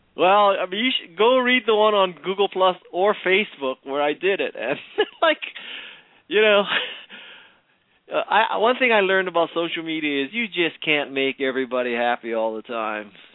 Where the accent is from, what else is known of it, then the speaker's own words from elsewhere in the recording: Hawaii, United States; I was born and raised in Hawaii